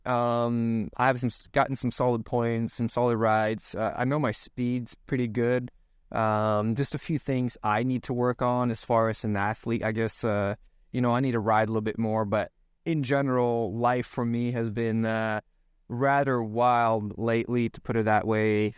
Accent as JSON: {"language": "English", "country": "Sweden", "tie": "born or raised there", "moved": "as an adult", "lives_now": "United States", "said": "I'm born and raised in Sweden, the country"}